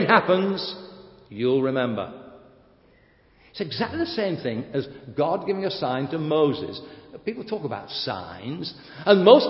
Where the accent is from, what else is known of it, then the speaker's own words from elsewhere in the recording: United Kingdom; I am British